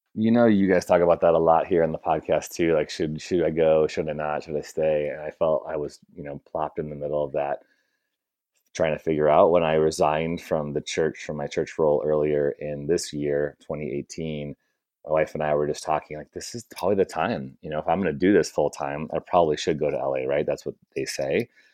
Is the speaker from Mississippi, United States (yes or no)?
no; Chicago, Illinois, United States; moved away as an adult; now in Bay Area, United States; I'm from Chicago originally